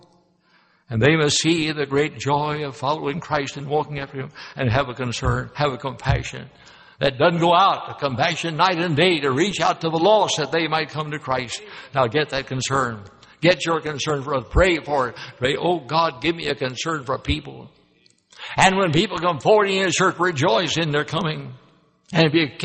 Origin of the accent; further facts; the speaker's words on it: Louisville, Kentucky, United States; moved away as an adult; also born or lived in Memphis, Tennessee; Louisville, Kentucky, my hometown